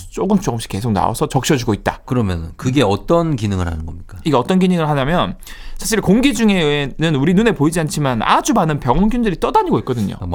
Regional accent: Gyeongsang, South Korea; 저는 약간 경상도 남자고 제가 장남이다 보니까

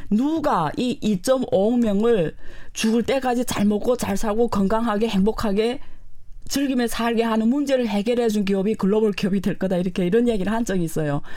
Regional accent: China; now in South Korea; 저는 네. 그렇게 사, 중국에서 안 살았거든요

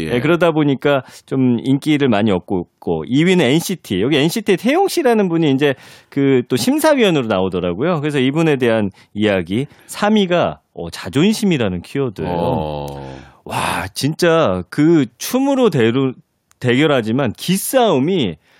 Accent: Daejeon, South Korea; moved away; 저는 대전 출신이잖아요.

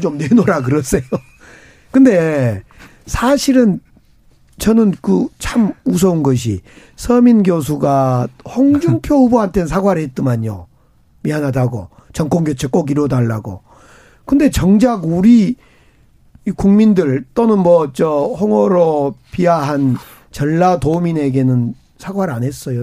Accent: Gwangju, South Korea; 광주, 이제 저희 광주 출신이고

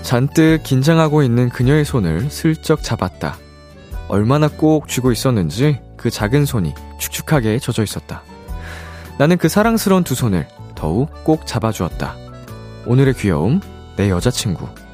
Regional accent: South Korea; also born or lived in Japan; 제가 한국인으로서

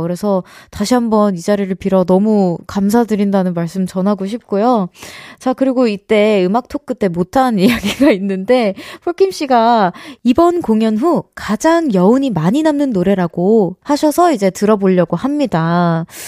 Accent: United States; moved away; 미국에서 어린 시절 같이 이제 세월을 보냈던 가족분들은

